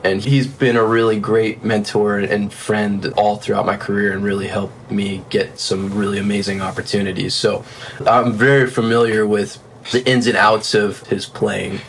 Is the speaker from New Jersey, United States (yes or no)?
no; South Florida, United States; moved away as an adult; also born or lived in Nashville / Los Angeles; I'm from South Florida originally